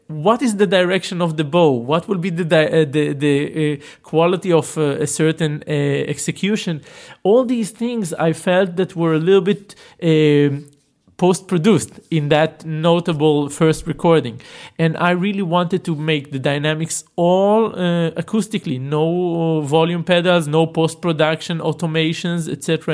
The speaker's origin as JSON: {"language": "English", "area": "Tel Aviv area", "region": "Tel Aviv District", "country": "Israel", "tie": "born or raised there", "said": "born in Tel Aviv and grew up in uh, what we call these satellite sleeping towns around it"}